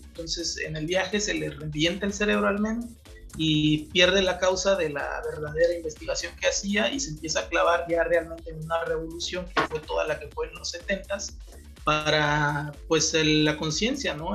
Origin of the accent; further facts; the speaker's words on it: Oaxaca, Mexico; yo que soy de acá de Huaco